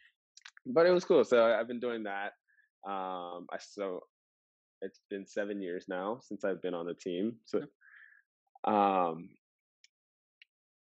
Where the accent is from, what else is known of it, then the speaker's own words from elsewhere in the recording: Fresno, California, United States; I grew up in a little city called Fresno, California, right in the middle of California